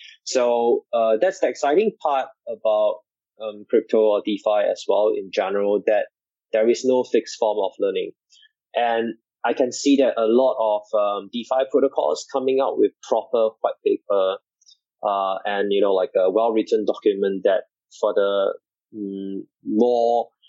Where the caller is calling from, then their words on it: Singapore; I'm calling in today from Singapore.